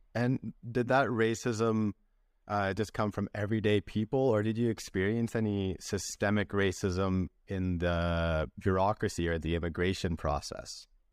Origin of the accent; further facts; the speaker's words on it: British Columbia, Canada; moved away as an adult; also born or lived in Santiago, Chile / Antwerp, Belgium / Vancouver, Canada; now in Spain; I was born in Santiago de Chile, took my first steps in Antwerp, Belgium, and grew up in British Columbia, Canada.